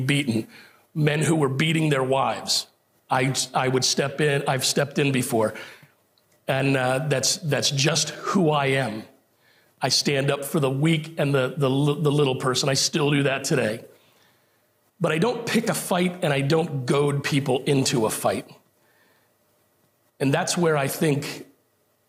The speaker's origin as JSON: {"language": "English", "country": "United States", "said": "our standing as an American"}